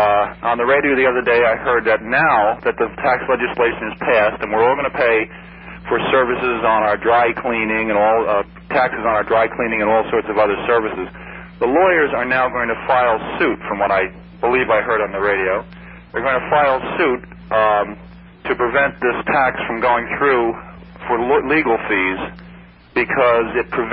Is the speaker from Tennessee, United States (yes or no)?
no; New Jersey, United States; also born or lived in New York; now in Florida, United States; Well, I grew up in the New Jersey, New York area.